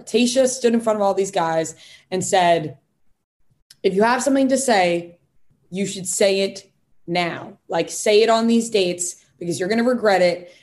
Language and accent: English; Long Island, New York, United States; accent: Long Island; My Long Island accent